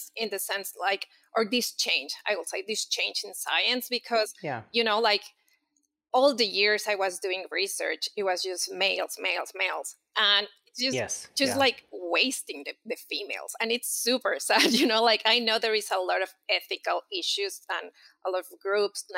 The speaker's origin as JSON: {"language": "English", "region": "Mexico City", "country": "Mexico", "moved": "as an adult", "said": "And so I'm from Mexico City. I did all my, my academic, you know, studies there"}